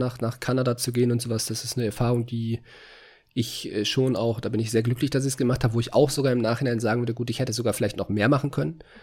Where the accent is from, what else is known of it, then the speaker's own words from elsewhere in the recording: North Rhine-Westphalia, Germany; moved away as an adult; now in Hungary; bei uns in NRW, in, entweder in Köln oder in, äh, in Bochum